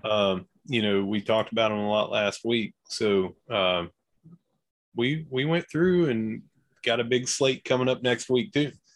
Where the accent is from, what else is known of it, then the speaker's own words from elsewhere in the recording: Gilbert, West Virginia, United States; from Gilbert